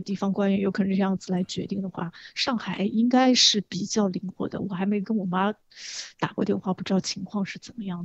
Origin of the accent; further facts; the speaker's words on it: China; 我们中国人就是从小被吓唬大的